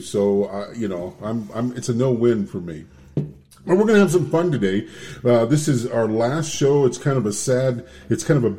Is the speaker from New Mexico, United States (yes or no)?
yes; Farmington, New Mexico, United States; We're alumni from Farmington High 1973.